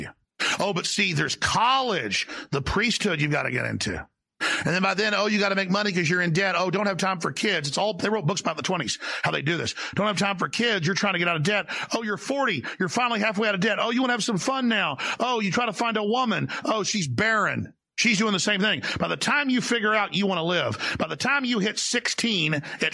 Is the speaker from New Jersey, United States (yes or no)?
no; Dallas, Texas, United States; I grew up in Dallas, Texas in the 80s and 90s